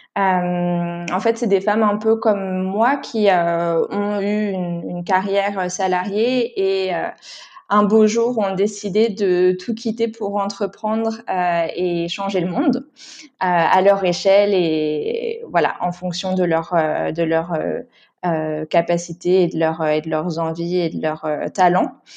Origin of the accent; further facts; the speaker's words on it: Paris region, Île-de-France, France; moved away as an adult; now in Istanbul, Turkey; j'ai grandi en région parisienne